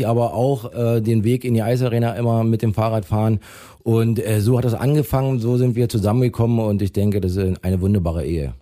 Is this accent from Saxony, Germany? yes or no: yes; Weißwasser, Saxony, Germany; moved away as an adult; also born or lived in Hannover / Herne / Crimmitschau; bin dann zurück wieder in meine Heimat gekommen